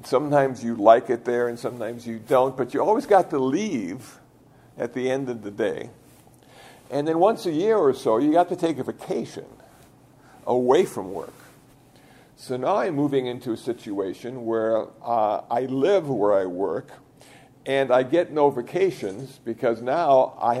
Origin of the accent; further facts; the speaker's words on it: United States; ordained as an American Buddhist monk